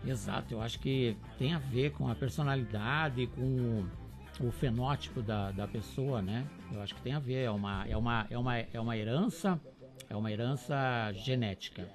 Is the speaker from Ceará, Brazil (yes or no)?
no; Cruz Alta, Rio Grande do Sul, Brazil; also born or lived in São Miguel do Oeste; now in Chapecó, Brazil; lá na minha infância, lá em, em, em Cruz Alta